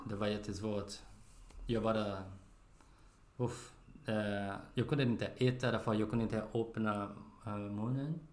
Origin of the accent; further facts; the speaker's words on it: Brazil; Swedish is a second language; moved away as an adult; now in Sweden; Jag kommer från Brasilien. And jag bor i Sverige